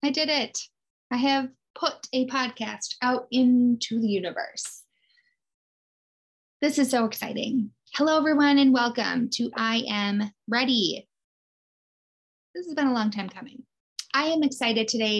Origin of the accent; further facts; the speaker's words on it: Midwest, United States; I am born and raised in the Midwest. We are freezing here